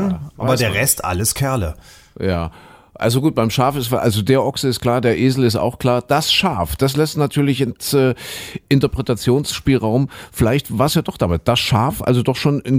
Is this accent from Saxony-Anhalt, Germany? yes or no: yes; Köthen, Saxony-Anhalt, Germany; ich bin ja in Sachsen-Anhalt in Kuhköthen groß geworden, wie du schon sagst.